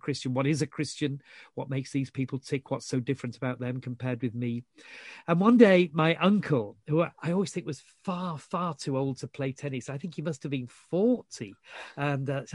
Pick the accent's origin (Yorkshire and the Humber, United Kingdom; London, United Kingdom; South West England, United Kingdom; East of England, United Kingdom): Yorkshire and the Humber, United Kingdom; I was brought up in Yorkshire.